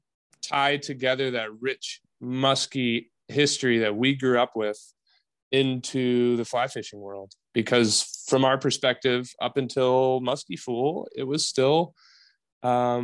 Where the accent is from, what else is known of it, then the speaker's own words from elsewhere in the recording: Wisconsin, United States; born and raised in Wisconsin